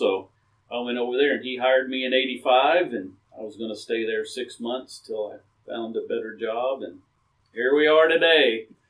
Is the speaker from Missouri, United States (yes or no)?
yes; near Nixa, Missouri, United States; I've never really left the county. I was, you know, born, raised, same town where I live now, about 18 miles east of here.